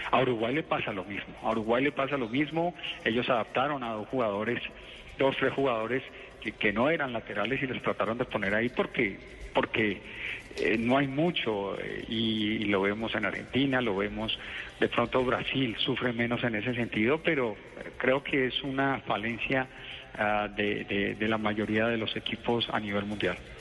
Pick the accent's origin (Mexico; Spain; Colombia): Colombia; como colombianos